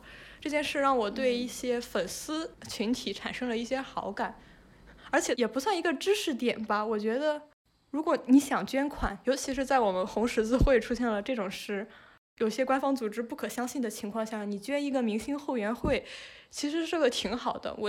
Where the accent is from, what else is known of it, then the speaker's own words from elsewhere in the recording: northern China, China; 因为我就是在这里长大的嘛